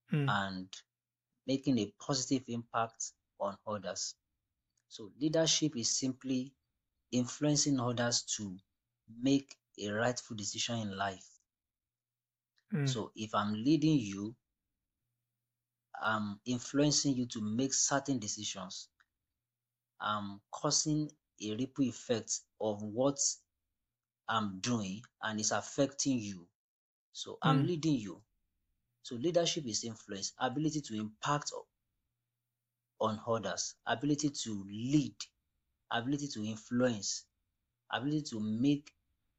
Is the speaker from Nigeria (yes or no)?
yes; Nigeria; I'm from Nigeria, West Africa